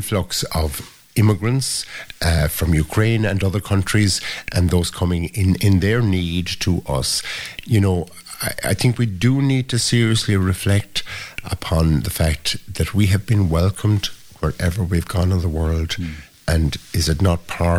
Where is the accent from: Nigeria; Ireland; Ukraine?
Ireland